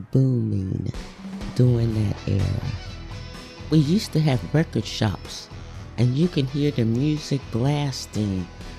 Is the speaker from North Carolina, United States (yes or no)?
no; Philadelphia, Pennsylvania, United States; I was born and raised in Philadelphia, Pennsylvania. I grew up in the Germantown area right off of Shelton Avenue and Worcester Street. Philadelphia was a bustling area where I lived.